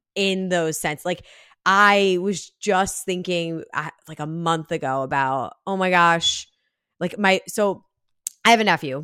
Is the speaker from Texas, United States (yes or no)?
no; New Jersey, United States; also born or lived in New York City; I grew up in Jersey